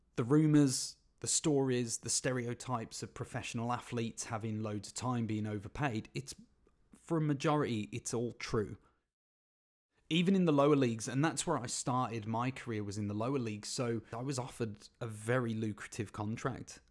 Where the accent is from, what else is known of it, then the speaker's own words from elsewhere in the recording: Birmingham, West Midlands, United Kingdom; my hometown team, Birmingham City